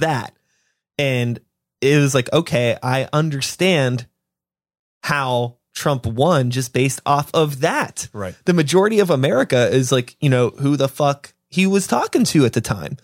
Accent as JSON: {"language": "English", "town": "Wilkinsburg", "region": "Pennsylvania", "country": "United States", "tie": "born or raised there", "said": "I grew up in Wilkinsburg."}